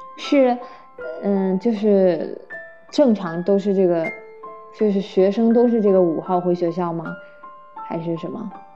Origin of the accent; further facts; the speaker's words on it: Nanjing, Jiangsu, China; 我是南京人